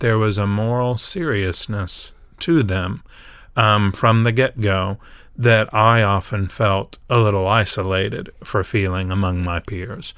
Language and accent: English; Nashville, Tennessee, United States; we're in Nashville, and I grew up in Nashville